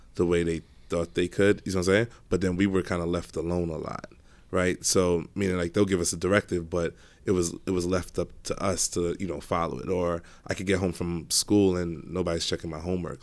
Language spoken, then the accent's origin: English; New York City, New York, United States; so I grew up in Brooklyn, started in Brownsville, then we moved to Canarsie.